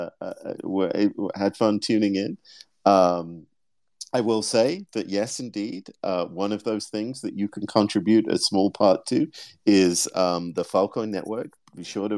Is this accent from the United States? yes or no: no; United Kingdom; I'm British